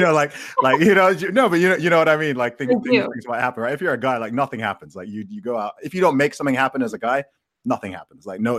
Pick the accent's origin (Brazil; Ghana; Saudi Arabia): Saudi Arabia; I mean, my family background is originally from Nigeria. I grew up in Saudi Arabia.